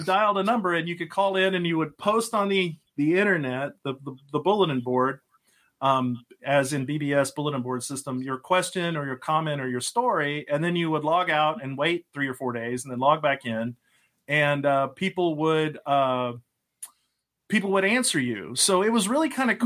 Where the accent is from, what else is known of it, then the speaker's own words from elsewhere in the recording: Lubbock, Texas, United States; now in Pennsylvania, United States; I grew up in Texas, uh, lived the early part of my life out near Lubbock in the middle of nowhere.